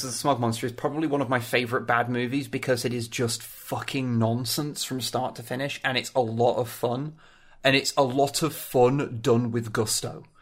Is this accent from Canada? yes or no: no; United Kingdom